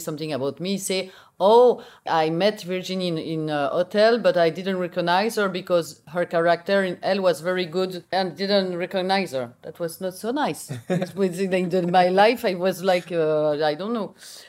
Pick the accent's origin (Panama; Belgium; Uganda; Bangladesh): Belgium; English is a second language; maybe speak a little bit Dutch because I'm from Belgium. I speak Dutch.